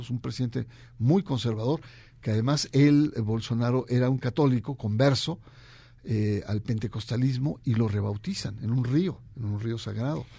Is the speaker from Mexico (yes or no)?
yes; Mexico